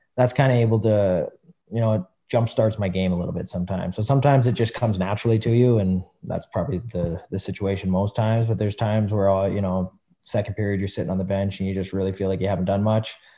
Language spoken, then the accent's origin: English; Western Canada, Canada; I'm a Western boy